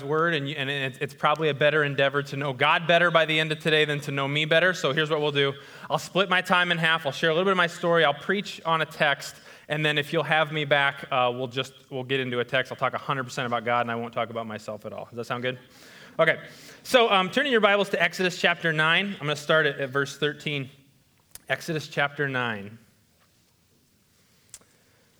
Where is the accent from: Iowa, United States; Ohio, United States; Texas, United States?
Iowa, United States; West Bend; I grew up in West Bend, Iowa